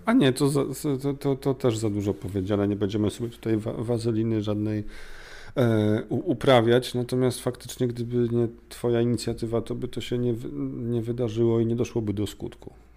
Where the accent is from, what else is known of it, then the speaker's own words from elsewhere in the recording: Warsaw, Masovian Voivodeship, Poland; ja jestem z Warszawy